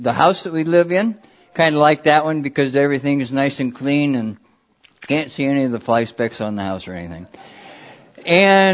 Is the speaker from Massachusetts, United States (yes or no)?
no; Grundy County, Iowa, United States; born or raised there; also born or lived in Burlington, Iowa